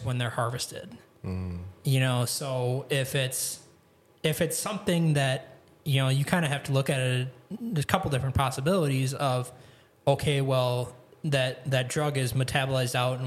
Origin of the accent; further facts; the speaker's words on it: Grafton, Wisconsin, United States; moved away as an adult; also born or lived in Kentucky / Texas; now in Michigan, United States; I grew up in Grafton, Wisconsin, which is kind of like a suburb of Milwaukee.